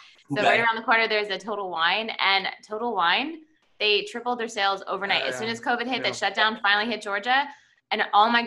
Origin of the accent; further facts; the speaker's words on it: Canada; moved away; I'm originally from Canada